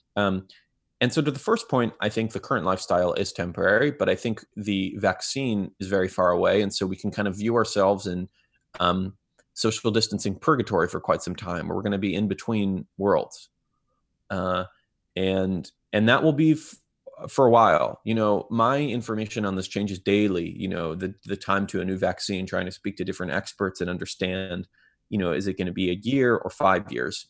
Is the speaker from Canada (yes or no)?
no; Israel; now in Bay Area, United States; I grew up in Israel